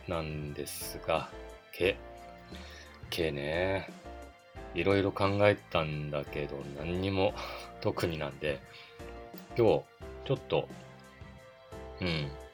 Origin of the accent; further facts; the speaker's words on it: Otaru, Hokkaido, Japan; 私の地元、小樽